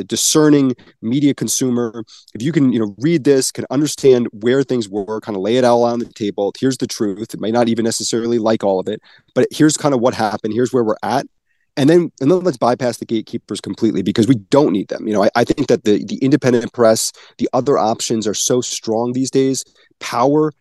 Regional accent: New Jersey, United States; moved away as an adult; also born or lived in Syracuse, New York; now in Dallas, United States; I'm from New Jersey. You know, I grew up on the East Coast, went to Syracuse, and then 9 years ago, I became an adopted Texan

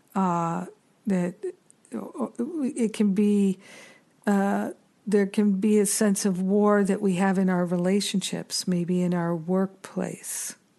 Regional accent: United States; as an American

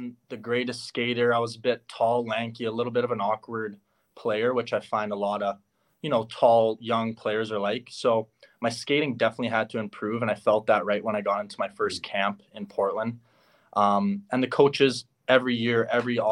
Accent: Winnipeg, Manitoba, Canada; I'm originally from Winnipeg.

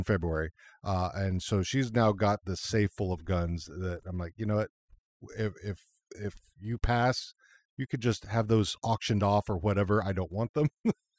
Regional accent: Texas, United States; I mean, I grew up in Texas and I had guns when I was a kid.

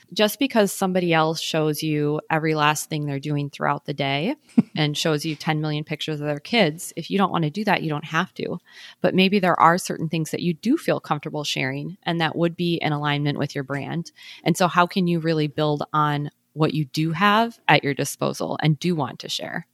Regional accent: Midwest, United States; now in Minneapolis, United States; I'm from the Midwest, so it's not like I'm totally don't have any experience with the cold

